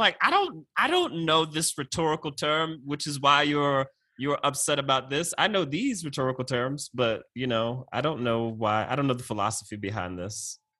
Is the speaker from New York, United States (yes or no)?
no; Heathsville, Virginia, United States; moved away; I'm from Heathsville, Virginia, like the Heath Bar. One of my favorite candy bars on earth. And that place is called the Northern Neck of Virginia, in Northumberland County.